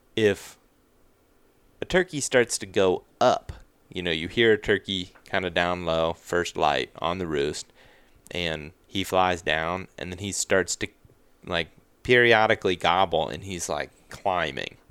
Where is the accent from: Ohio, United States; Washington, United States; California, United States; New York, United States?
Ohio, United States; Western; where I grew up in Western Ohio